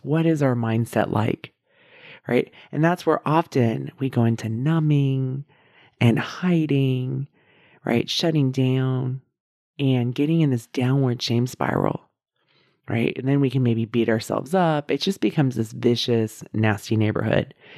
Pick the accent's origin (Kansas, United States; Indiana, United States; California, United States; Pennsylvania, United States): California, United States; outside of San Francisco; also born or lived in Davis, California; I grew up outside of San Francisco